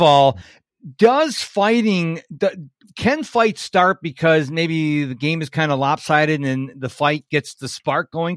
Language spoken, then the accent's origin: English; Rochester, New York, United States; moved away as an adult; now in Houston, United States; I was originally from Rochester, New York